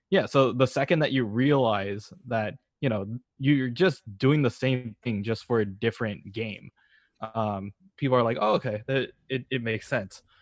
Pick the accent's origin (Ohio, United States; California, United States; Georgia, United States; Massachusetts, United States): California, United States; Berkeley; I'm originally from Berkeley